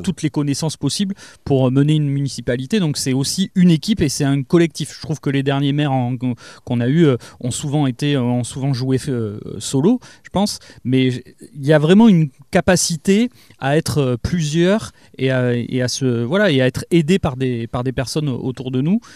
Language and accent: French; Lège-Cap-Ferret, Nouvelle-Aquitaine, France; j'ai grandi à Claoué, j'y ai passé mon enfance